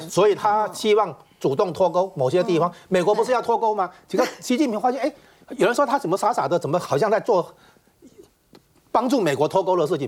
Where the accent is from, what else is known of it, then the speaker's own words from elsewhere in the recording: Taiwan; 我们台湾这边